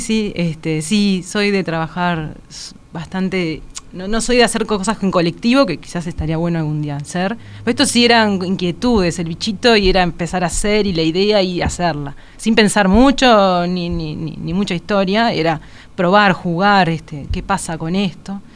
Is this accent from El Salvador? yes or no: no; Montevideo, Uruguay; also born or lived in Caracas, Venezuela / Paraguay; nací allá y no acá pero me crié acá, mi crianza es 100% uruguaya